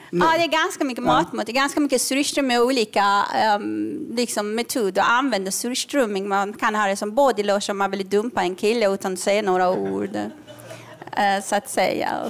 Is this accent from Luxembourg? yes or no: no; Iran; moved away; jag är uppvuxen under revolutionen i Iran